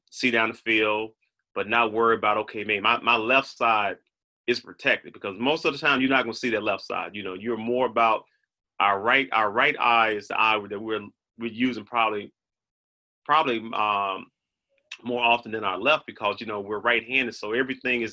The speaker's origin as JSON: {"language": "English", "region": "the South", "country": "United States", "said": "I'm from the South"}